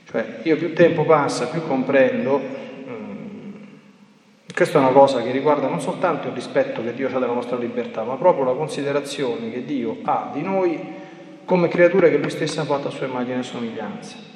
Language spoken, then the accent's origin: Italian; Italy; born there; sono riti che io mi sto portando dietro un po' per tradizione perché sono nato in Italia